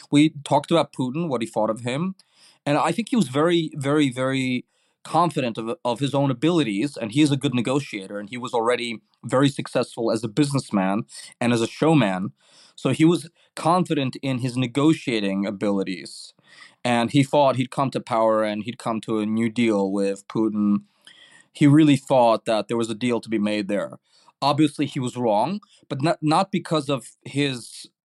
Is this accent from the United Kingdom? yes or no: no; Uzbekistan; English is a second language; So I am from Uzbekistan. I am a Ukrainian from a Russophone family, much like President Volodymyr Zelensky.